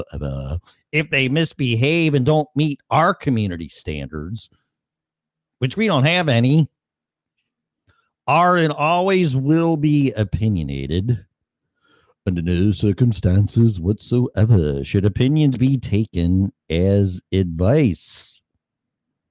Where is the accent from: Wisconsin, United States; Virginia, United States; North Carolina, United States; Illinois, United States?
Illinois, United States; moved away as an adult; also born or lived in Colorado; now in Florida, United States; started my journey leaving my home state of Illinois.